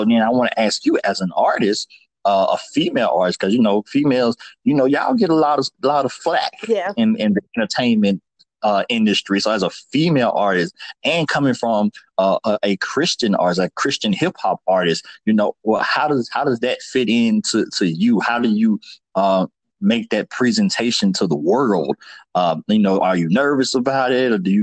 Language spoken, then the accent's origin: English; Atlanta, Georgia, United States; now in North Carolina, United States; I'm from Georgia, from Atlanta, but in North Carolina